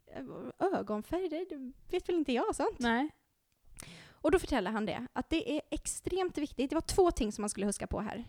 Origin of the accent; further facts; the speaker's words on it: Sweden; moved away as an adult; also born or lived in Norway; jag är ju svensk. Och eh, jag har ju jobbat i Norge i många år